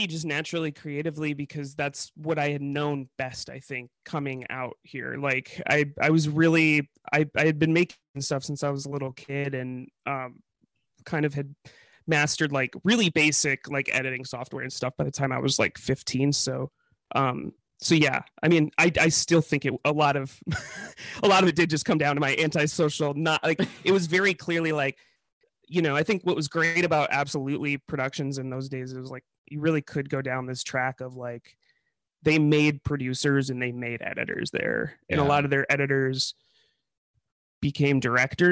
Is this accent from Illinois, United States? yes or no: yes; Chicago, Illinois, United States; moved away; I come from Chicago